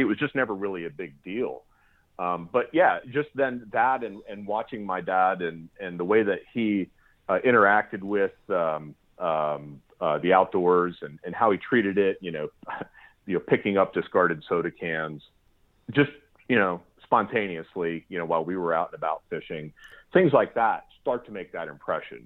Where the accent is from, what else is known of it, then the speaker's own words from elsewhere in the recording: South Central Pennsylvania, United States; moved away as an adult; also born or lived in Pacific Northwest; growing up in Pennsylvania, in uh, South Central Pennsylvania